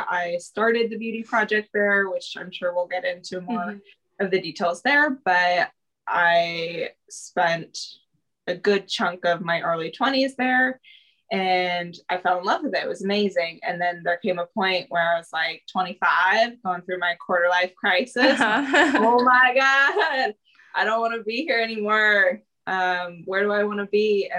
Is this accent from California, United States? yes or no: yes; Truckee, California, United States; moved away as an adult; also born or lived in Santa Cruz, California; now in Kansas City, United States; Yeah, so I'm from the West Coast. I grew up in a tiny little town called Truckee, California. It's about 45 minutes from Reno, Nevada. And I grew up there.